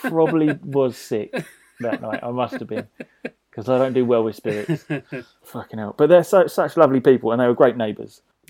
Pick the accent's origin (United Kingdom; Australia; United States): United Kingdom; England